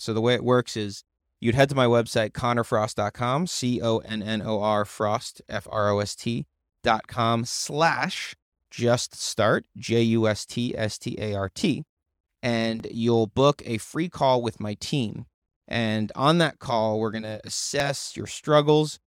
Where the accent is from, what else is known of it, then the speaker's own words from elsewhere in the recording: United States; I'm American. We're American